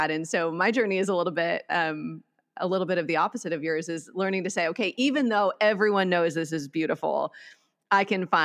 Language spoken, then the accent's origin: English; Midwest, United States; I grew up in the Midwest and I I find myself longing for the subtleties of the beauty of the nature of the Midwest.